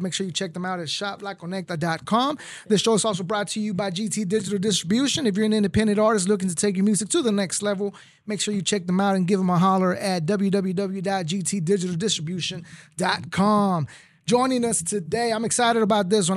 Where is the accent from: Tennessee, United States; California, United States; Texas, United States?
Texas, United States; McAllen; also born or lived in Tamaulipas, Mexico / Mission, Texas / Houston area, Texas / Michigan; now in Houston, United States; I was born in Tamaulipas, raised in McAllen in Mission.